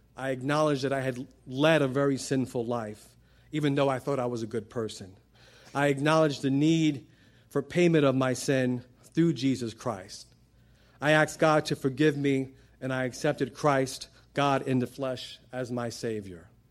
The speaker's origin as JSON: {"language": "English", "town": "New York City", "region": "New York", "country": "United States", "tie": "born or raised there", "said": "I grew up in Brooklyn, New York. I'm Puerto Rican"}